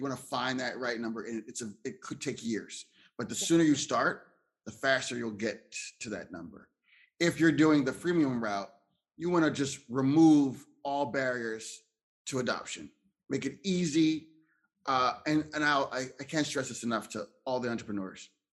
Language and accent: English; Philadelphia, Pennsylvania, United States; also born or lived in Ohio; I'm from uh, Philadelphia, Pennsylvania, but I was born in Ohio